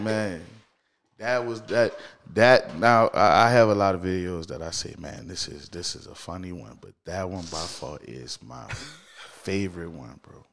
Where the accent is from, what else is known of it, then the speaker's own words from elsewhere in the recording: New Orleans, Louisiana, United States; I'm born and raised in New Orleans, man. Shout out to the East, man. I'm from the East.